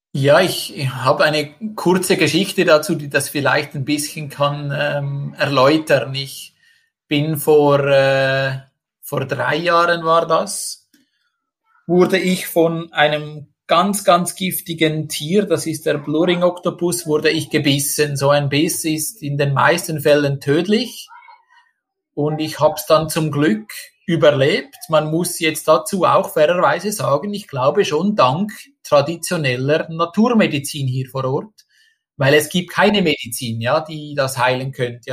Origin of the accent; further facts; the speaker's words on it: Switzerland; moved away as an adult; now in Indonesia; ich als Schweizer